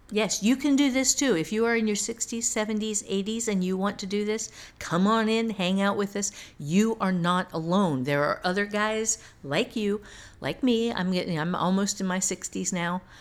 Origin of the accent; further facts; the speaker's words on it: Ohio, United States; I'm from Ohio